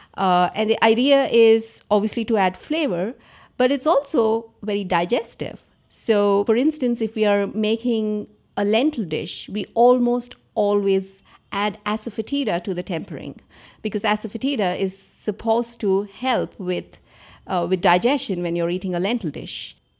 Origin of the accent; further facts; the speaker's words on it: Andhra Pradesh, India; I grew up in Andhra Pradesh.